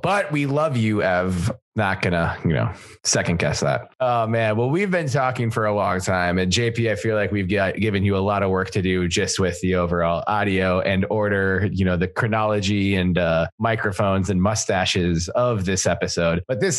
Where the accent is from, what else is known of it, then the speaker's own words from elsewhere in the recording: Minnesota, United States; I'm from Minnesota